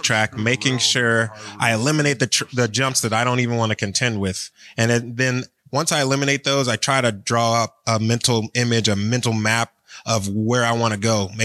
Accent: Cleveland, Ohio, United States; now in Florida, United States; I was born and raised in Cleveland

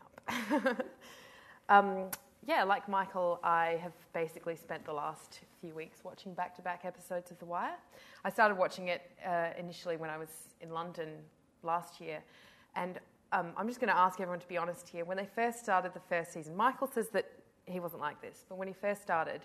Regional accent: Adelaide, South Australia, Australia; I come from Adelaide

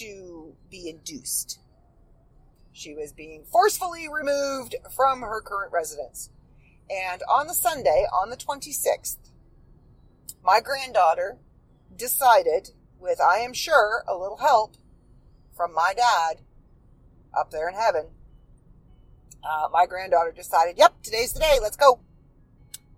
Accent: Midland, Ontario, Canada; also born or lived in Port McNicoll, Ontario; we moved from Port McNichol to Midland

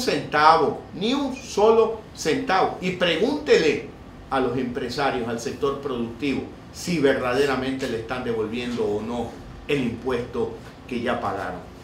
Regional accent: Ecuador; como muchos ecuatorianos

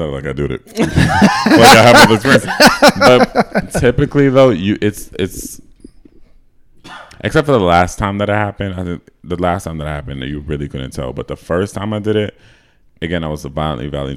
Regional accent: United States; I was from America

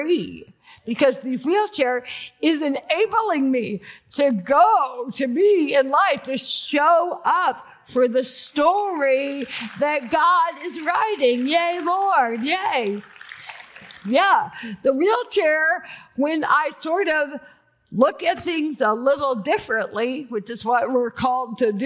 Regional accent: Athens, Georgia, United States; moved away as an adult; also born or lived in Birmingham, Alabama / Malibu, California; I was born in Athens, Georgia. I grew up there

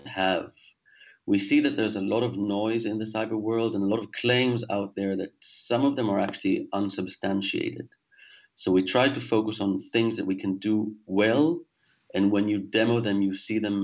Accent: Israel; moved away as an adult; also born or lived in Singapore / France; now in London, United Kingdom; I was born in Israel, actually, and spent most of my adult life there, but then left when I was 28 years old

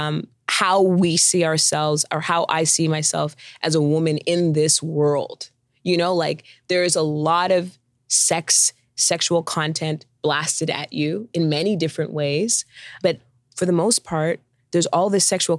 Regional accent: Canada; I'm Canadian

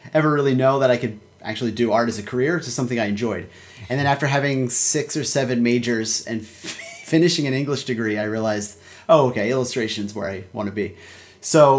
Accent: Philadelphia, Pennsylvania, United States; I grew up in Philadelphia

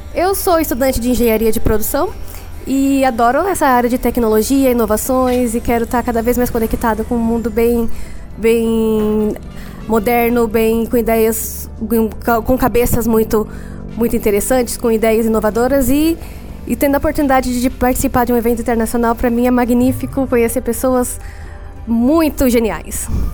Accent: Brazil; nós somos brasileiros

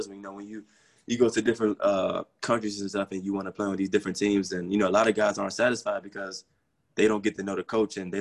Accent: United States; moved away as an adult; I am international and I'm from the States

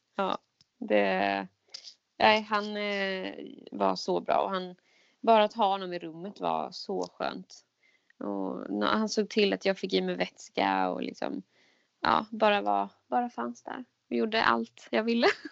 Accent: Jönköping, Jönköping County, Sweden; now in Stockholm, Sweden; Jag är ju från Jönköping

